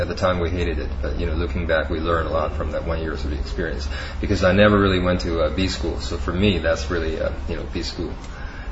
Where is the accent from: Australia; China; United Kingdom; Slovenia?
China; moved away as an adult; also born or lived in Chicago, United States / Bay Area, United States / Beijing, China; I was born and raised in China